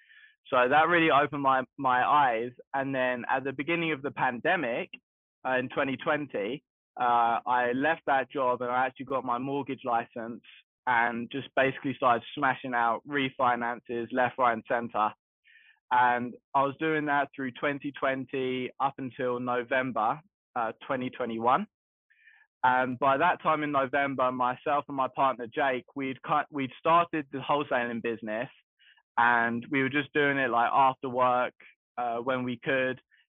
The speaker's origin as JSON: {"language": "English", "region": "London", "country": "United Kingdom", "moved": "as an adult", "lives_now": "United States", "said": "So the way I got into the game is I moved over here in 2019 from London, and my intention was to become a realtor because I was doing it a little bit in England"}